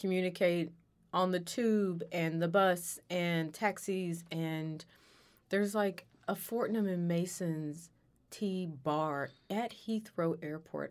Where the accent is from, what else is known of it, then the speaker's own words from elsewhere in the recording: United States; I'm from here, I've lived here, I'm American